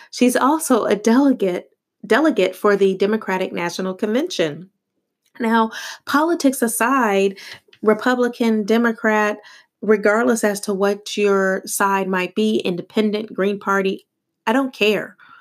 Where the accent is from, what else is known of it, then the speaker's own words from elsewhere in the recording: United States; also born or lived in Italy; They simply identified me as American